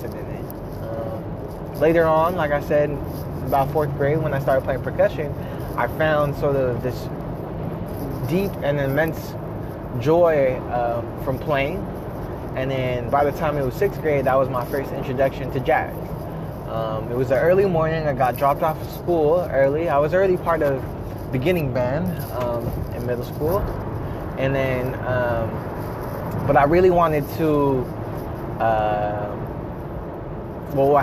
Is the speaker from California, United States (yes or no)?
yes; Pittsburg, California, United States; also born or lived in Philippines; we settled in Pittsburgh, California. And I grew up there and was raised there all my life, up until the point of high school and graduating